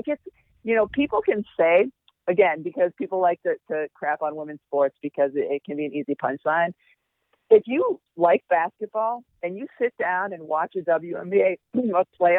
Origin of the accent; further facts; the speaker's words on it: New England, United States; So For me to be in New York, not too far from where I grew up in New England, it was like another dream come true.